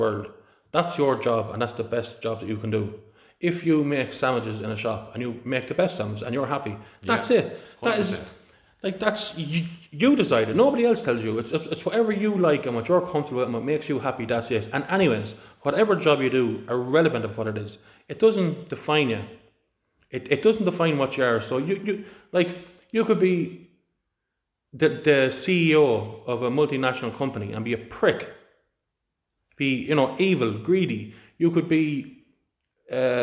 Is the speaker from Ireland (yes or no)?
yes; Ireland; born or raised there